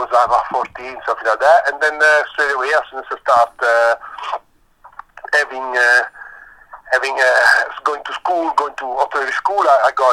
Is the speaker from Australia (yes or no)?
no; Italy; moved away as an adult; also born or lived in Paris; now in London, United Kingdom; when I was growing up in Italy, in the restaurant of the family